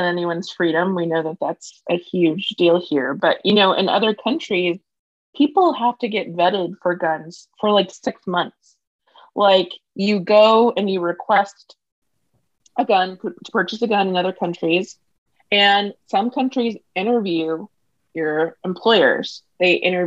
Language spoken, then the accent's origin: English; United States; being American